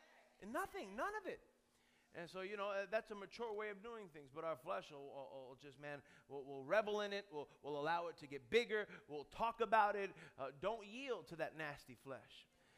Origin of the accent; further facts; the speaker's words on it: New York, United States; I'm from New York. Listen, I got all of that going for me.